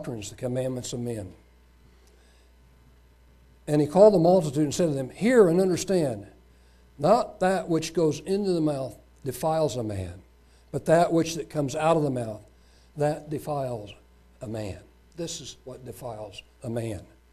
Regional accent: United States; Being an American, growing up in this country

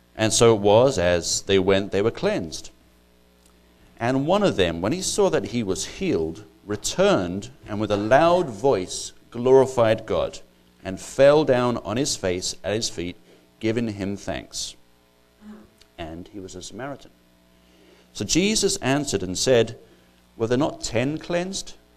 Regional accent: Ireland; moved away as an adult; now in United States; I'm not actually English, I'm actually Irish

